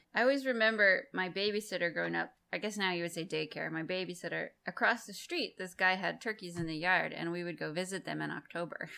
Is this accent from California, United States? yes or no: no; Massachusetts, United States; moved away; I'm from Massachusetts originally